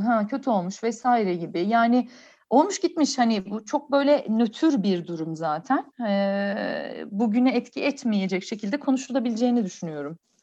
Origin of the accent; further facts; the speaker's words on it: Ankara, Turkey; bizde Ankara'da şey var